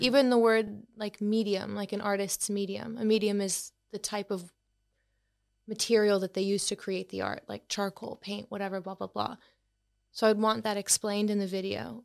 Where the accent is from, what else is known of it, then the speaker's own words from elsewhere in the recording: Boston, Massachusetts, United States; moved away; I'm from Boston in the U S, so, um, you may tell by my accent